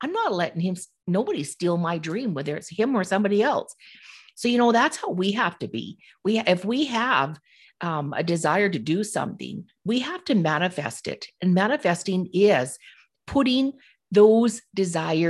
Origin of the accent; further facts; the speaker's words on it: Okanagan Lake, British Columbia, Canada; I grew up around Okanagan Lake when I was little.